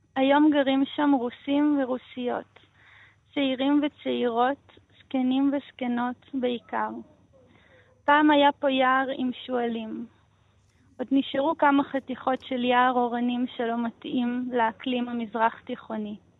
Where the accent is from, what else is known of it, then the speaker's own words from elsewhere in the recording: Nof HaGalil, Northern District, Israel; first language Russian; Hebrew is a second language; הר יונה זאת אה, בעצם השכונה שבה גדלתי, בנצרת עילית